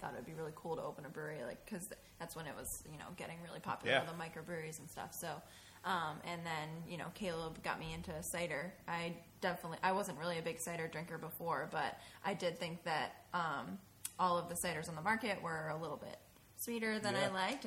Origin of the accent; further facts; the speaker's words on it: New Hampshire, United States; also born or lived in Massachusetts; I'm from New Hampshire